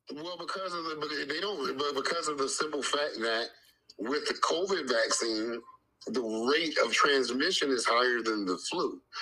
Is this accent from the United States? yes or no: yes; United States; we are American